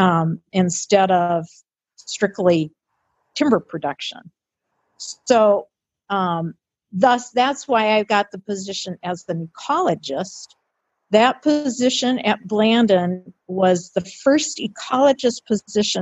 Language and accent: English; Detroit, Michigan, United States; moved away as an adult; also born or lived in Grand Rapids, Minnesota; I was born and raised in Detroit.